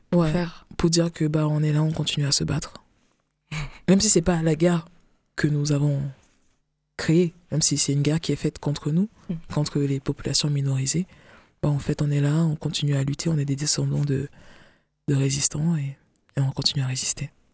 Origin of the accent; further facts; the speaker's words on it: West, Cameroon; now in France; je suis camerounaise parce que je suis pas française, encore, pas encore